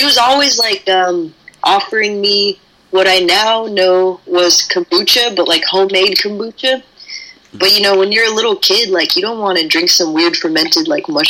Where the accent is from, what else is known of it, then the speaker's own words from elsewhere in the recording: San Francisco, California, United States; I grew up in the Tenderloin.